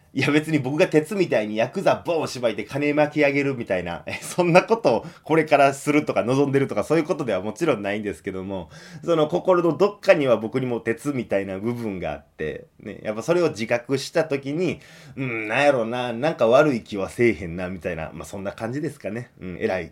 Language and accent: Japanese; Kansai, Japan; 関西出身の人間には特に馴染みの深